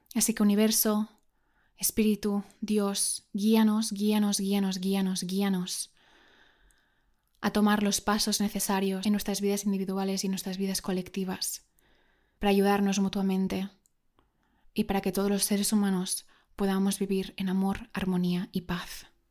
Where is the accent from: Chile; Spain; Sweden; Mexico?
Spain; yo soy española